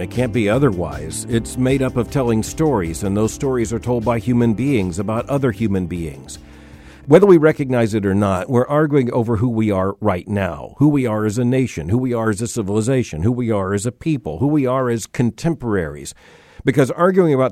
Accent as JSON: {"language": "English", "region": "the South", "country": "United States", "tie": "born or raised there", "said": "I am a Southerner"}